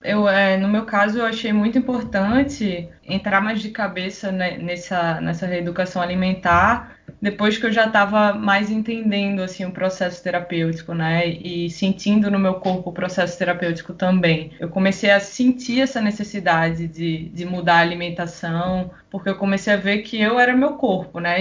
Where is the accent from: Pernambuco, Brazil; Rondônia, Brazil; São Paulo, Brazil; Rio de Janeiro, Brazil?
Pernambuco, Brazil; Recife; moved away as an adult; now in Niterói, Brazil; Vim lá de Recife, acho que dá pra perceber aí pelo sotaque. Mas moro aqui já há três anos e meio, desde 2016, tô morando aqui em Niterói